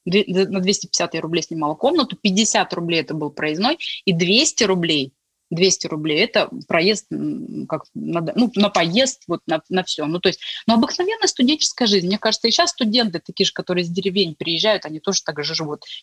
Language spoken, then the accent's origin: Russian; Tomsk, Tomsk Oblast, Russia; also born or lived in Gorno-Altaysk; Вообще, потому что я приехала из Томска, из Горно-Алтайска, у меня была особая там финансовая там ситуация, допустим.